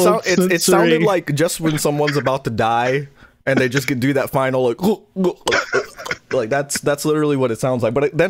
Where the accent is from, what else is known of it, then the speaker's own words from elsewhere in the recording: New York, United States; I'm from New York. I'll never betray that, but we do we do live in New York.